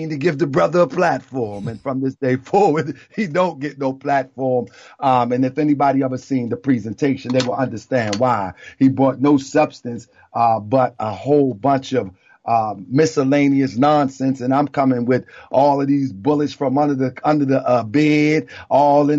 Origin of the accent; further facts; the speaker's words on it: Annapolis, Maryland, United States; also born or lived in Baltimore, Maryland; I grew up right outside of Baltimore in a place in the capital of Maryland called Annapolis, Maryland.